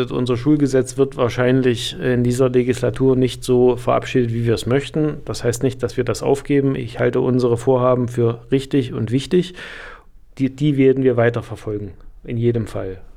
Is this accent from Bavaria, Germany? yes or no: no; Weimar, Thuringia, Germany; Wir haben in Weimar, ich komme ja aus Weimar